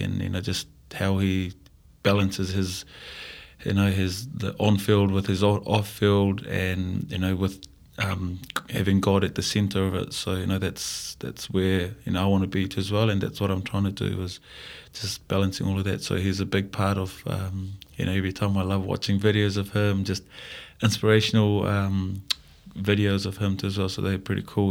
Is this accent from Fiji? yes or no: yes; Fiji; moved away as an adult; now in New Zealand; growing up in Fiji